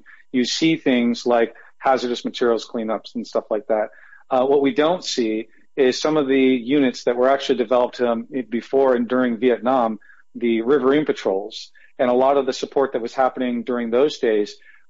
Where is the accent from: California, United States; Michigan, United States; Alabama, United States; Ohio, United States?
California, United States; Santa Cruz; moved away as an adult; also born or lived in Naples, Florida / Wilmington, Delaware; So I was born and raised in Santa Cruz, California.